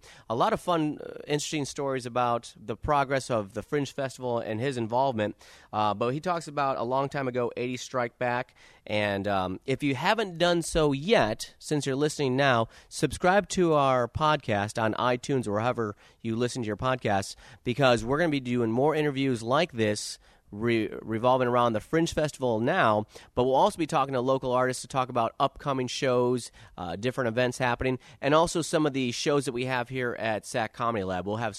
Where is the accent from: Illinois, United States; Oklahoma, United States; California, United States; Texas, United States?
Illinois, United States; Chicago; moved away as an adult; I'm from Chicago